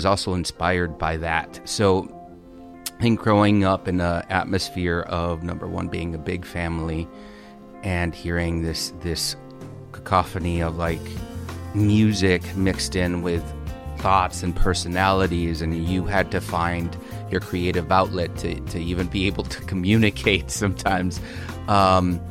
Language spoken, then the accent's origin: English; Holland, Michigan, United States; moved away as an adult; also born or lived in Texas / Los Angeles; I'm originally from Michigan. I was born in Texas, lived there for a couple years, but then most of my childhood and adolescence was spent in Michigan